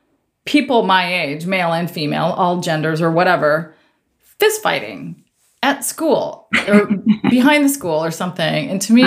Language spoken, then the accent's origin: English; Eastern Washington, United States; also born or lived in Tri-Cities, Washington / Bellevue, Washington; So I moved from Eastern Washington to Bellevue. So from my mom's house to my dad and stepmom's house.